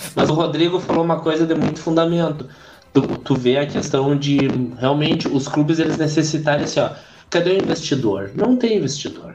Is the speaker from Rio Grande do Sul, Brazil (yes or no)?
yes; Rio Grande do Sul, Brazil; eu sou gaúcho e sou gremista